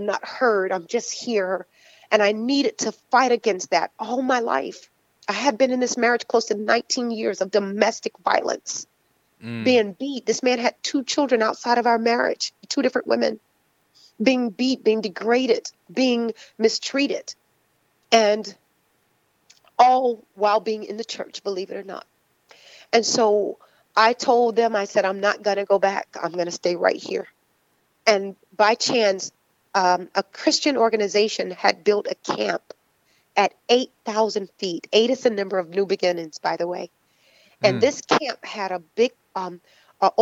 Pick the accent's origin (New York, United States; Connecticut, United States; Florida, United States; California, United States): Florida, United States; I'm from Florida